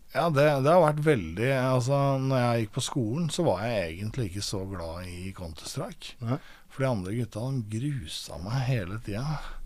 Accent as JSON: {"language": "Norwegian", "town": "Aurskog", "region": "Akershus", "country": "Norway", "tie": "born or raised there", "also_born_or_lived": "Lørenskog", "said": "Jeg vokste opp i Aurskog, eh, født eh, på Lørenskog eh, sykehuset der og vokste opp i Aurskog som barn"}